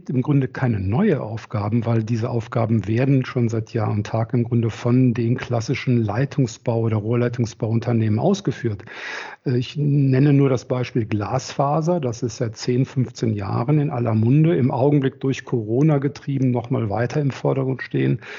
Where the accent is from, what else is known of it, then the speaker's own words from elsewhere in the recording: Rhineland, Germany; also born or lived in Berlin; komme aus dem Rheinland, verheiratet zwei Kinder, bin hier groß geworden im Rheinland.